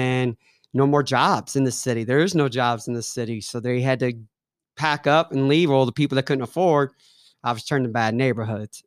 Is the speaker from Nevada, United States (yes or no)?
no; Ferguson, Missouri, United States; moved away as an adult; now in Kansas City, United States; growing up in Ferguson was awesome. Growing up in Saint Louis was different